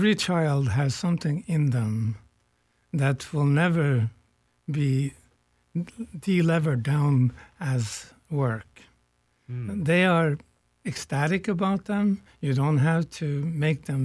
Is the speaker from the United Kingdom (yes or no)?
no; Norway; now in United States; I come from a distant country here. I was born in Norway.